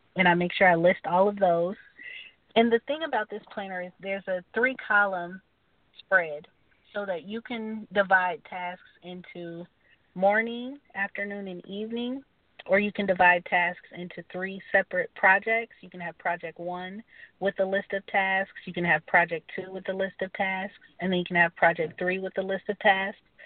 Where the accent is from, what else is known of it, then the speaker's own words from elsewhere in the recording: Atlanta, Georgia, United States; moved away as an adult; also born or lived in Wichita, Kansas; now in Kansas, United States; I'm from Wichita, Kansas, but I grew up in Atlanta, Georgia